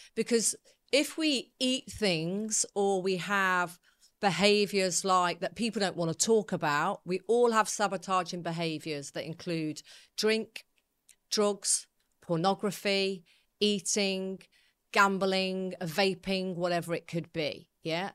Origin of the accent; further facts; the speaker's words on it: Coventry, West Midlands, United Kingdom; I was brought up in Coventry